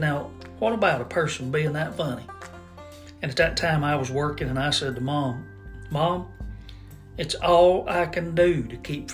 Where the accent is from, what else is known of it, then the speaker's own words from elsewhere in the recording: United States; I was growing up on Pine Grove Ridge